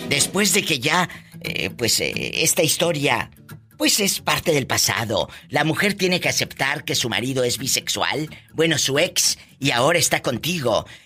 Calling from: Colima, Mexico

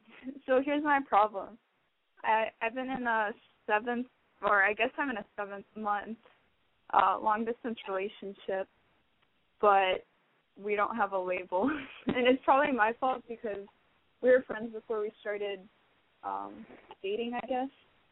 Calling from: Chicago, Illinois, United States; I'm 22, and I'm calling from Chicago.

